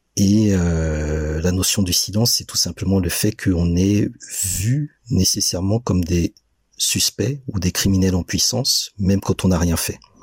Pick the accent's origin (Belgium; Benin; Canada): Benin; je suis né au Bénin, j'ai grandi au Bénin